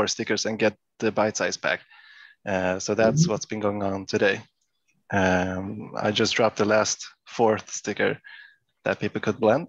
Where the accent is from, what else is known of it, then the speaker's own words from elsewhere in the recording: Stockholm, Stockholm County, Sweden; I'm from Stockholm, Sweden.